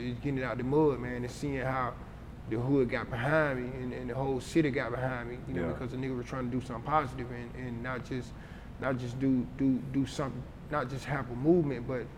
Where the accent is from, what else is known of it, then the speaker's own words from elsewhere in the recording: College Park, Georgia, United States; I'm from the Trey, but I'm from College Park. You know what I'm saying? I'm from College Park.